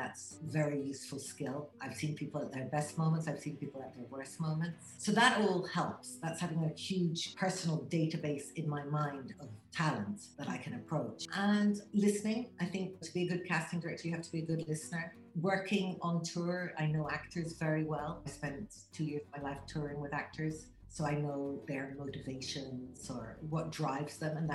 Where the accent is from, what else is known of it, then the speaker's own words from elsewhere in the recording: Ireland; also born or lived in England / London / Barcelona / Madrid; now in Spain; I was born in England, but I'm Irish, so we went back to Ireland when I was around 4. Then I moved to London.